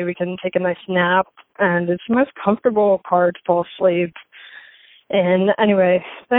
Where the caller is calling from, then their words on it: Pike Road, Alabama, United States; calling back from Pike Road, Alabama.